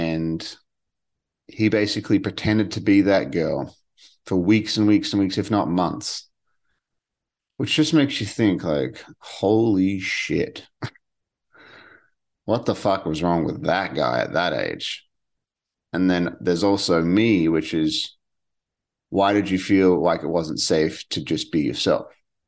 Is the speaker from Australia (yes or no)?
yes; Western Australia, Australia; And she was from South Australia, and I was from Western Australia, and we were talking, and we talked all the time.